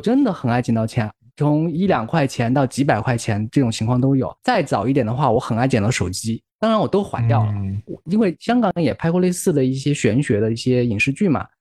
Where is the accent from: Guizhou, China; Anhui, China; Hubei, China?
Guizhou, China; Guiyang; moved away; 因为我是贵阳出来的嘛，贵阳是一个很奇葩的城市